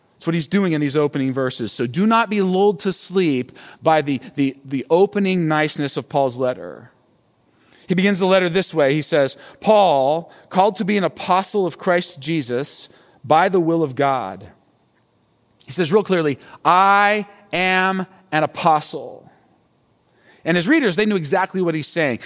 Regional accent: United States; this way of thinking and living is actually very familiar for us as Americans

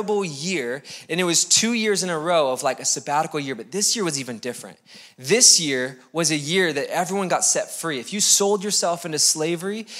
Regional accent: United States; we're American

